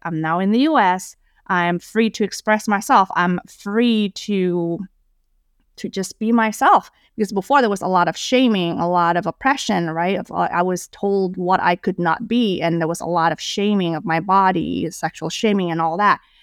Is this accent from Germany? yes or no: no; Indonesia; moved away as an adult; also born or lived in Wisconsin, United States; now in United States; when I was growing up in Indonesia, I never felt like I fit in.